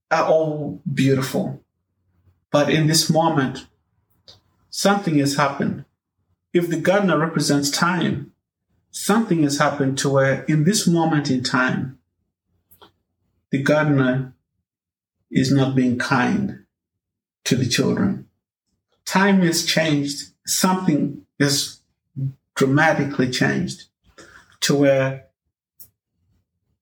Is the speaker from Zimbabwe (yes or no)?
yes; Zimbabwe; When I was growing up in Zimbabwe